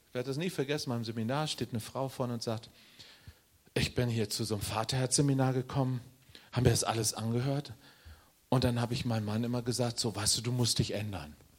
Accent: Northern Germany, Germany; ich bin Norddeutscher

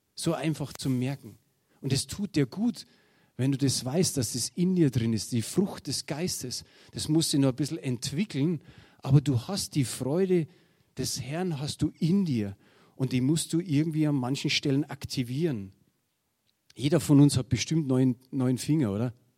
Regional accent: Germany; wir sind halt Deutsche

